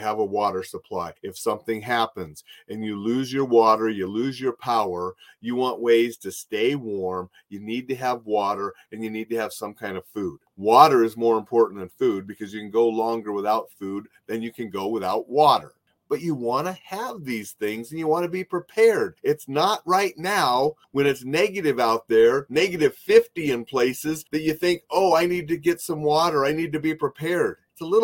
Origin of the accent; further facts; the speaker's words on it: North Dakota, United States; as a little kid growing up in North Dakota